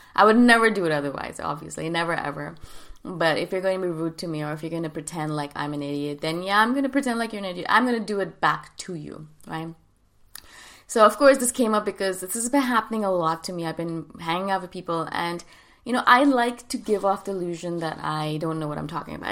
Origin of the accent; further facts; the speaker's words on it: India; moved away; also born or lived in Thailand; I'm from India